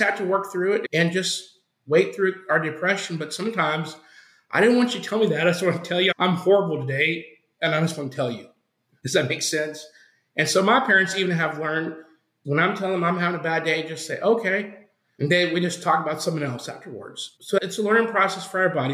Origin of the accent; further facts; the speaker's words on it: Oklahoma, United States; now in Arizona, United States; I was born in Oklahoma and I grew up in a some people would say a religious household